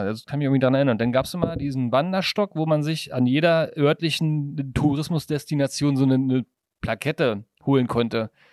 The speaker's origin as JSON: {"language": "German", "region": "Brandenburg", "country": "Germany", "said": "ich komme ja aus Brandenburg"}